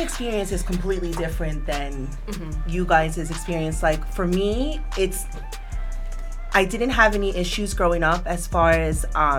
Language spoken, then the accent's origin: English; Queens / Long Island, New York, United States; I grew up in Queens, and then when we moved to Long Island, that was a little bit of an adjustment because I grew up in a predominantly Caucasian, Italian, you know, area. So I wasn't Hispanic enough for the Latin culture there